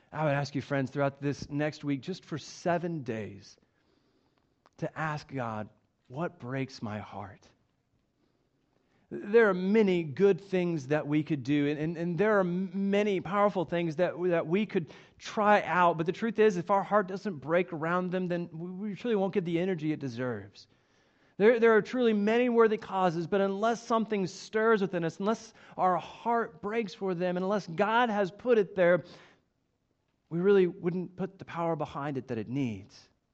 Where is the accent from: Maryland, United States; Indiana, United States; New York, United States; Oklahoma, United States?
Oklahoma, United States; Coweta; As some of you might know, I am from Oklahoma. I actually grew up in Coweta, it's just southeast of Tulsa, and it's actually where I met my wife, Melissa, and it was a really great place to grow up.